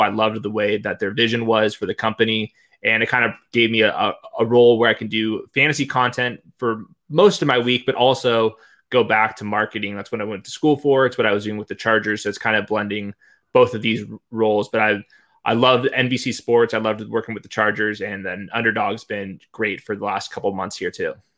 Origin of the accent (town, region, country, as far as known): Southern California, United States; accent: Southern California